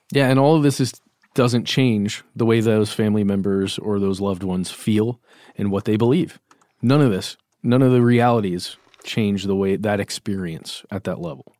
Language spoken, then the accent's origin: English; Lake Lanier, Georgia, United States; I grew up near Lake Lanier, which is a, a fairly large man-made lake here in Georgia